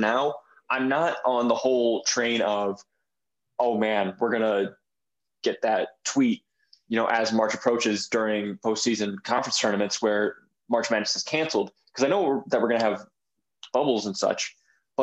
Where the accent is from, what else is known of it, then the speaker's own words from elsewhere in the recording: Michigan, United States; now in Blacksburg, United States; I'm from Michigan